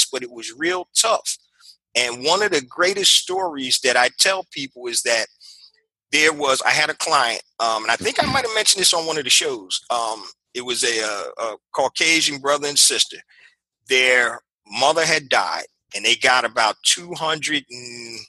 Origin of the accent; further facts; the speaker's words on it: Philadelphia, Pennsylvania, United States; I'm from Philadelphia, PA